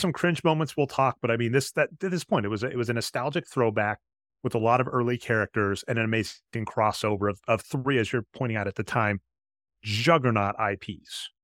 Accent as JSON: {"language": "English", "region": "Midwest", "country": "United States", "said": "I'm from the Midwest"}